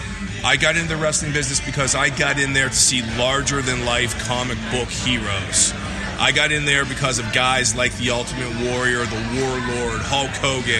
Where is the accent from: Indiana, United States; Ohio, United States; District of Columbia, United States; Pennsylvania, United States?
Pennsylvania, United States; Pittsburgh; I grew up in Pittsburgh, Pennsylvania